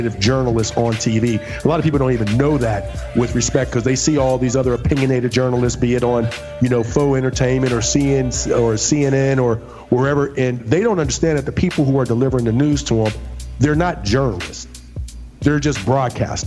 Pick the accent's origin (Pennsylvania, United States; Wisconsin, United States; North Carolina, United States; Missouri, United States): Pennsylvania, United States; Pittsburgh; moved away as an adult; I'm from Pittsburgh, and I tell people all the time, it's great to be from Pittsburgh. But when I left Pittsburgh, I left in 1995